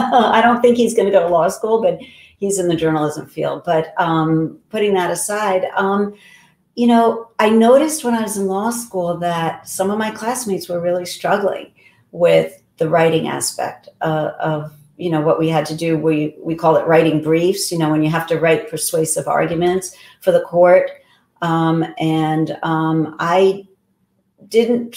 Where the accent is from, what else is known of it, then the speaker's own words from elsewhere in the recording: New York City, New York, United States; moved away as an adult; also born or lived in Massachusetts / Pennsylvania; now in New Jersey, United States; I grew up in Whitestone, Queens.